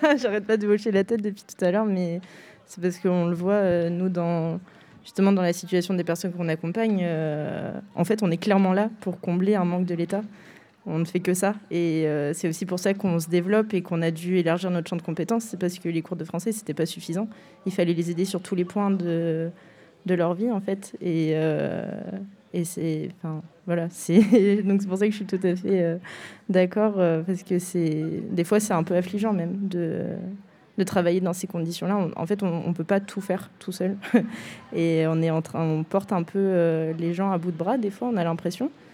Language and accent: French; France; en tant que Français